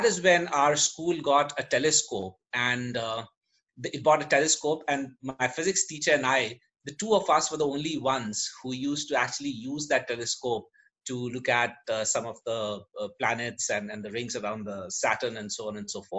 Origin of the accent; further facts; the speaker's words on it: Kanpur, Uttar Pradesh, India; first language English and Sanskrit; I was born and brought up in Kanpur